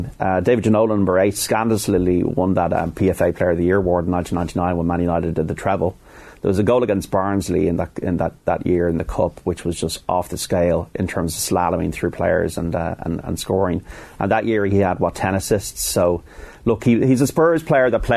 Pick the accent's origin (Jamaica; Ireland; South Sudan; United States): Ireland; Dublin, Leinster; as an Irishman and as a dub